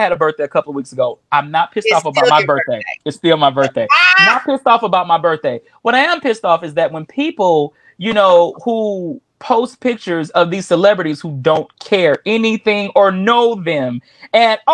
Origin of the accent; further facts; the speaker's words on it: Texas, United States; I'm from Texas